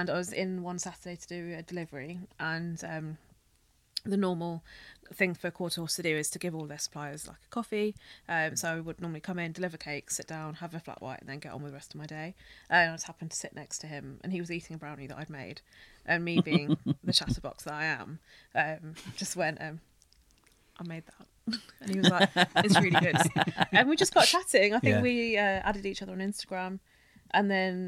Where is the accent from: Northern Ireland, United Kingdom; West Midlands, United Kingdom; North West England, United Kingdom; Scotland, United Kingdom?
West Midlands, United Kingdom; Birmingham; also born or lived in London; I was born in London, but moved to Birmingham when I was about 3. So I think I am a Brummie